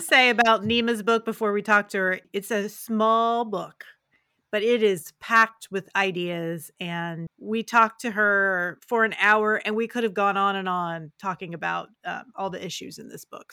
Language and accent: English; Parkersburg, West Virginia, United States; moved away as an adult; I grew up in Parkersburg